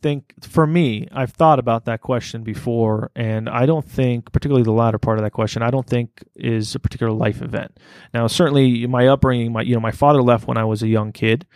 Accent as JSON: {"language": "English", "town": "Las Vegas", "region": "Nevada", "country": "United States", "tie": "born or raised there", "said": "when we grew up here in Las Vegas, I grew up in some of the worst parts of town"}